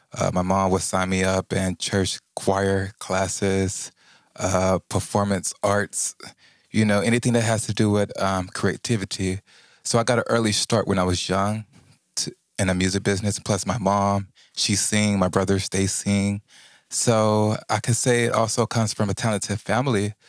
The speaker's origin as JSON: {"language": "English", "town": "Houston", "region": "Texas", "country": "United States", "said": "I'm from Houston, Texas"}